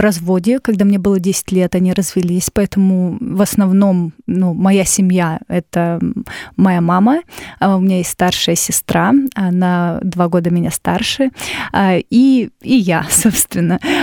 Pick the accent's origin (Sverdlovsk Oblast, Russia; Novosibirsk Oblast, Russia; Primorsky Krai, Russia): Novosibirsk Oblast, Russia; Novosibirsk; now in Moscow, Russia; я из города Новосибирска. Это столица Сибири.